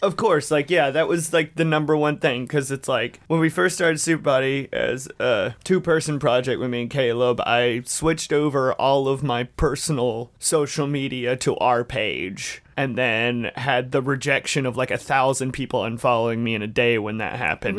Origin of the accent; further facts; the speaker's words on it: Dalton, Georgia, United States; ninety percent of the world's carpet is made in my hometown